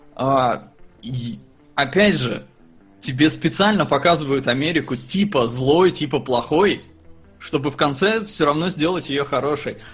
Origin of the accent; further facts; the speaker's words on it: Estonia; я родился там в Советском Союзе, в Эстонии. Я не жил никогда в России.